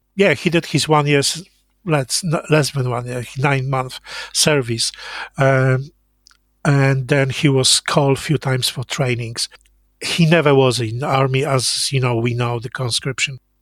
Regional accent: Jawor, Lower Silesian Voivodeship, Poland; English is a second language; moved away; I was born in Jawor, a little town in southwest Poland

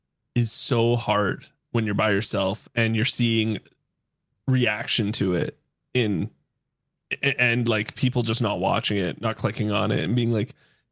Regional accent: Canada; I'm Canadian.

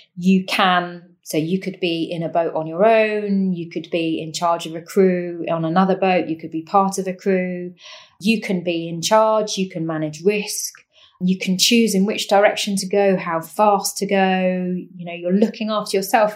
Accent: Cambridgeshire, East of England, United Kingdom; I grew up in Cambridgeshire, which is in East Anglia, completely landlocked county

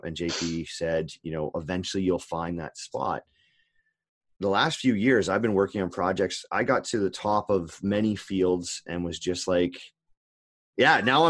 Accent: Canada; I grew up in Canada

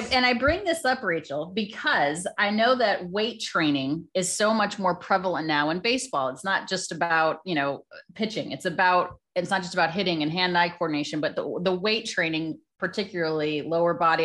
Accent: Colorado, United States; I was born in Colorado.

